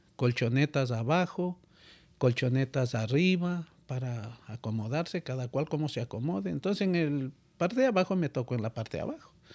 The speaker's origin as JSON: {"language": "Spanish", "country": "Ecuador", "moved": "as an adult", "lives_now": "United States", "said": "al venir de Ecuador para acá"}